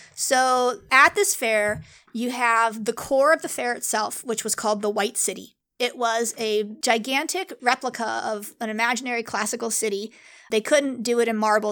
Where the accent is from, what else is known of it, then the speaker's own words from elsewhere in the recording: San Diego, California, United States; I grew up in San Diego